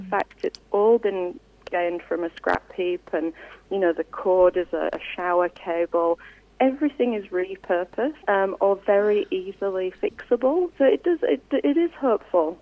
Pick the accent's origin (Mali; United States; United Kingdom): United Kingdom; Yorkshire and the Humber; now in Australia; I'm from West Yorkshire originally